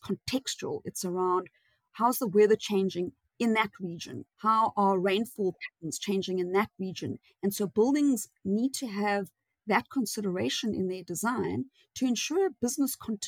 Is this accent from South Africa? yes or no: yes; South Africa; we're South African